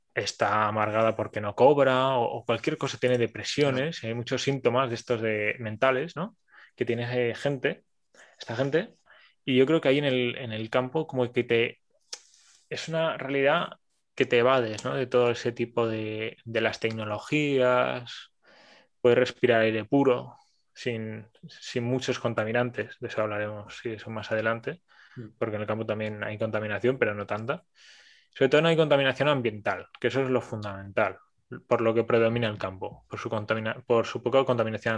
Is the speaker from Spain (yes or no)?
yes; Barcelona, Catalonia, Spain; soy una persona de Barcelona